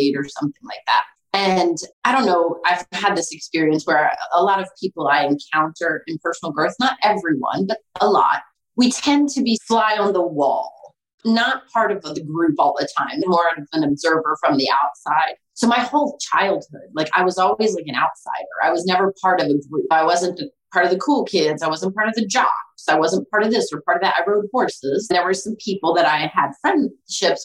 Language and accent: English; Maryland, United States; also born or lived in Pennsylvania / Florida; I'm from Maryland. I've lived here most of my life